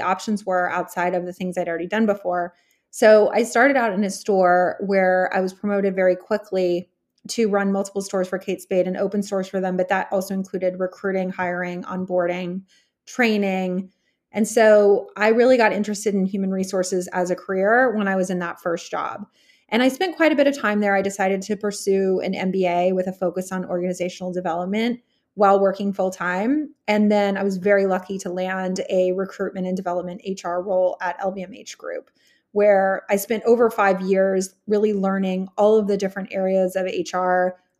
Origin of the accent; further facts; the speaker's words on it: Texas, United States; moved away as an adult; also born or lived in California / New York City; I grew up in Texas, born in California